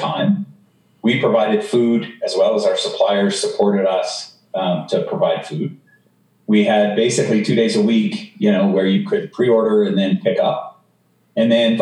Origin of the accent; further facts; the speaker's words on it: Canada; also born or lived in Denver; now in United States; I'm a Canadian who lives in the U.S.